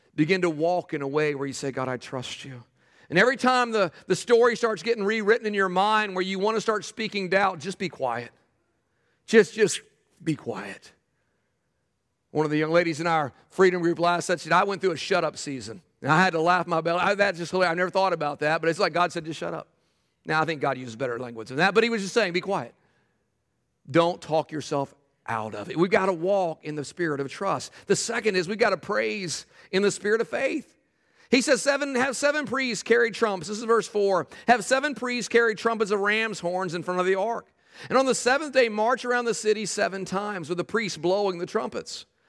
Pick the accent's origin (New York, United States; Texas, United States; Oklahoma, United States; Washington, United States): Texas, United States; I grew up in Texas